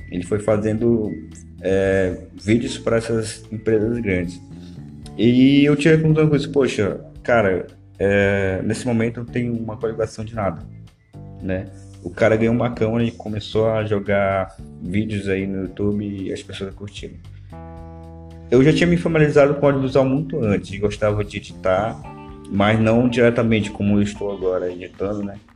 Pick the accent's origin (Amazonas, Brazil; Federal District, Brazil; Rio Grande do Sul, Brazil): Amazonas, Brazil; Manaus; foi no ponto turístico daqui de Manaus. Sou de Manaus, galera, beleza?